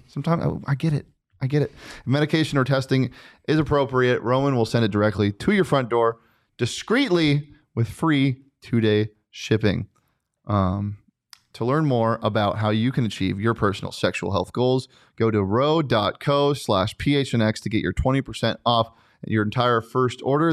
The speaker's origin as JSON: {"language": "English", "town": "Scottsdale", "region": "Arizona", "country": "United States", "tie": "born or raised there", "said": "I grew up in Scottsdale."}